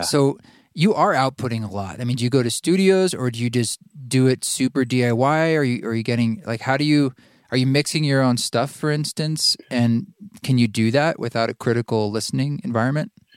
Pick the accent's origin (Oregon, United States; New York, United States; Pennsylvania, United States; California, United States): Oregon, United States; Salem; now in Boise, United States; you and I both grew up in Oregon. I grew up in Salem